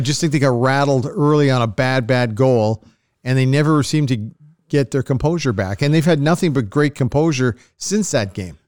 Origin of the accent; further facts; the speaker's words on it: Canada; as a Canadian